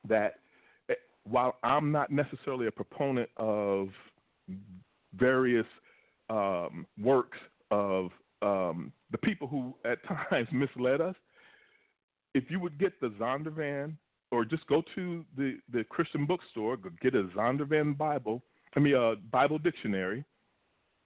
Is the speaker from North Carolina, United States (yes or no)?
no; Lexington, Kentucky, United States; moved away; also born or lived in Euless, Texas / Los Angeles; I come from Lexington, Kentucky, that's where I was born